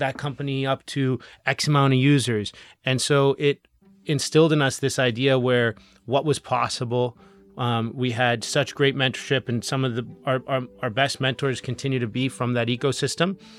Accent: Canada; as Canadian entrepreneurs

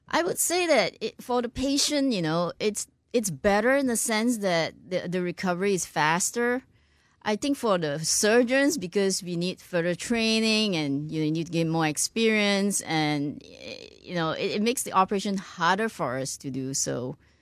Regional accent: Malaysia; moved away as an adult; also born or lived in Ireland / United States / Singapore; now in Houston, United States; I was born in Malaysia, went to medical school in Ireland

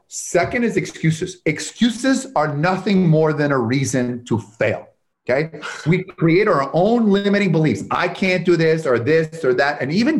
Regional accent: Canada; now in United States; And, I came from the United States, from Canada, the United States with $974 because I saw one of those light infomercial, how you get rich in real estate.

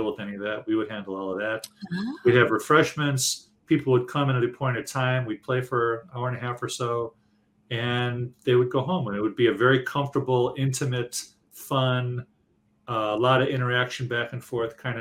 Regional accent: Detroit, Michigan, United States; I'm from Detroit

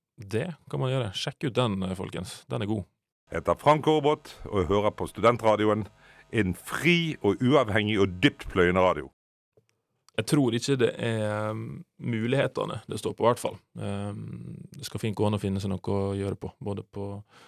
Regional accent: Sunnmøre, Møre og Romsdal, Norway; Aldri skammer meg for å være sunnmøring.

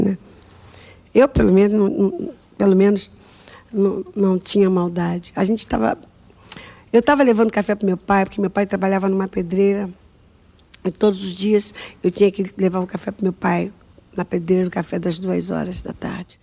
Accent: Rio de Janeiro, Brazil; also born or lived in Água Santa, Rio de Janeiro; Eu nasci em Padre Miguel num bairro do Rio de Janeiro

